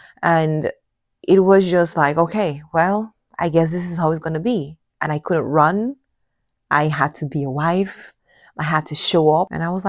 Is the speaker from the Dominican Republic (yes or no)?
yes; Dominican Republic; I'm coming from Dominican culture with a different mindset and definitely a different expectation as well